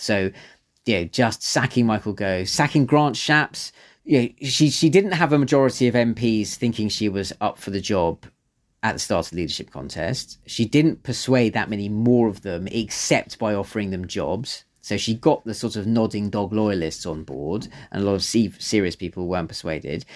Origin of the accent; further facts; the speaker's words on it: London, United Kingdom; I don't live, live in North London, but I grew up in North London